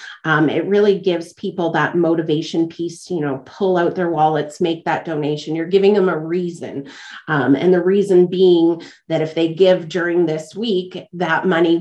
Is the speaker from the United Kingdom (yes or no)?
no; Dauphin, Manitoba, Canada; now in Portage la Prairie, Canada; I'm actually from Dauphin, which is just north of here.